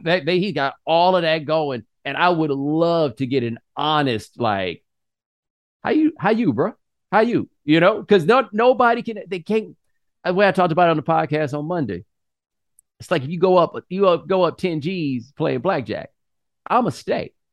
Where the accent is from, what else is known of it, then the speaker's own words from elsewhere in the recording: Houston, Texas, United States; I'm from Houston